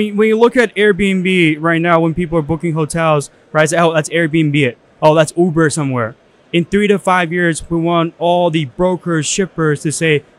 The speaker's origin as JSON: {"language": "English", "country": "China", "tie": "born or raised there", "moved": "yes", "said": "I was born in China."}